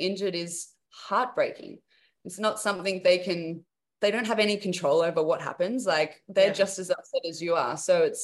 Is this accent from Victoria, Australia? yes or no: no; Newcastle, New South Wales, Australia; also born or lived in Sydney; I was from Newcastle, which is 2 hours out of Sydney, and I would travel every day to go to the academy, like, and I did my high school education there.